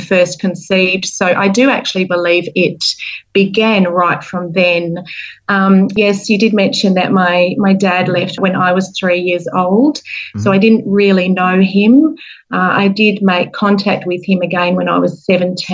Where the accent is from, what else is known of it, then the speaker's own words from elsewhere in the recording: Perth, Western Australia, Australia; moved away as an adult; now in New Zealand; I am joining you from my hometown in Perth, Western Australia